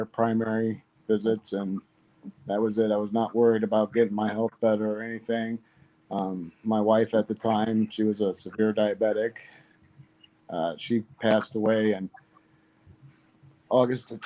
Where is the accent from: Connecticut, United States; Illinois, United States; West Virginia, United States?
Illinois, United States; Green Valley; I'm from originally I grew up in Green Valley, Illinois, a little small farming town